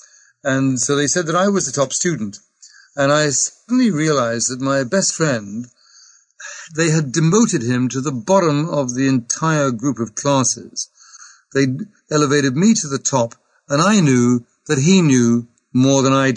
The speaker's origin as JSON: {"language": "English", "region": "England", "country": "United Kingdom", "said": "I am English."}